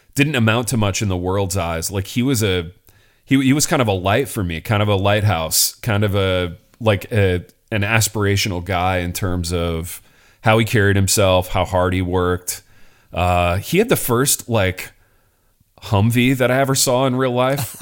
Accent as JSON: {"language": "English", "town": "Hartford City", "region": "Indiana", "country": "United States", "tie": "born or raised there", "said": "I'm in East Central Indiana at this point, a little town called Hartford City"}